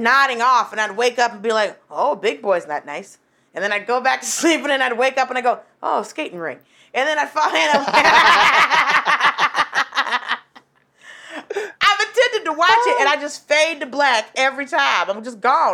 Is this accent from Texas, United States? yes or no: no; Atlanta, Georgia, United States; I graduated from high school in Atlanta. I'm from Atlanta